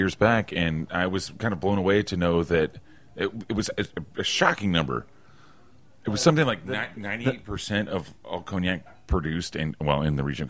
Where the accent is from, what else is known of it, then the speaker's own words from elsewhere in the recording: Oklahoma, United States; I'm from Oklahoma